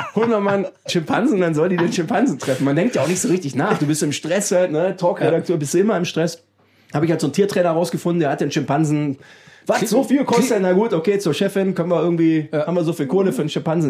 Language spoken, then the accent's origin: German; Düsseldorf, North Rhine-Westphalia, Germany; in meiner Heimatstadt Düsseldorf